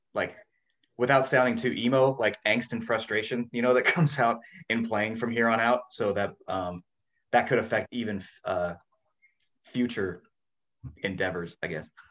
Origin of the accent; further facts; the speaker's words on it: Washington, United States; also born or lived in California; now in Florida, United States; I was born in Washington State and lived in California for a while, so I'm like a West Coast guy.